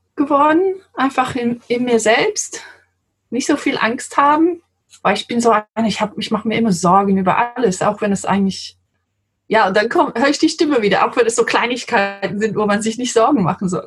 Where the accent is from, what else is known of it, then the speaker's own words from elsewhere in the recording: London, United Kingdom; German is a second language; moved away as an adult; now in Germany; ich bin Engländerin, wie man hört. Ich komme aus London ursprünglich